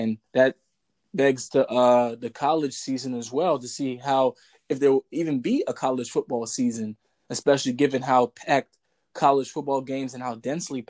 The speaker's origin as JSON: {"language": "English", "country": "United States", "said": "I'm from America"}